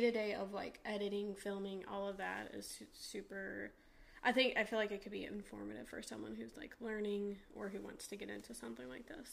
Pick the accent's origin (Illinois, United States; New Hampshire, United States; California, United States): New Hampshire, United States; now in Florida, United States; I'm from New Hampshire and it snows